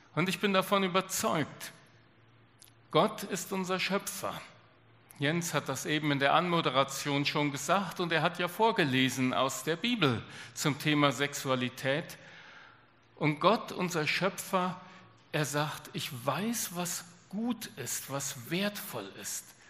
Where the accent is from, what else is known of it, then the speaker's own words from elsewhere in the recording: Germany; bei uns in Deutschland